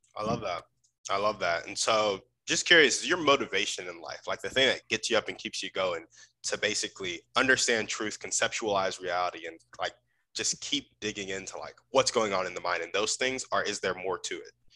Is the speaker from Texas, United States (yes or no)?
yes; Round Rock, Texas, United States; I grew up in Round Rock, Texas